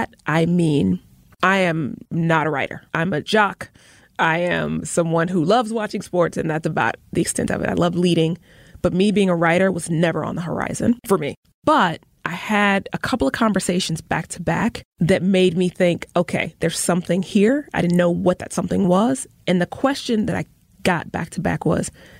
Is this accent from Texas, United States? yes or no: no; Tuscaloosa, Alabama, United States; now in Milwaukee, United States; I was born in Tuscaloosa on this day